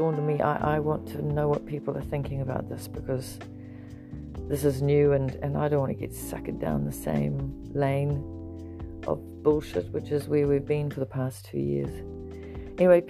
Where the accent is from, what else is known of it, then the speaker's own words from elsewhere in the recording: South Africa; I grew up in South Africa